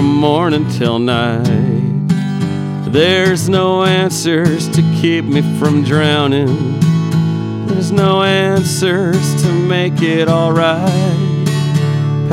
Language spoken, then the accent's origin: English; Eastern Washington, United States; I grew up just a few yards from one of Eastern Washington's largest radio towers that broadcast nothing but country music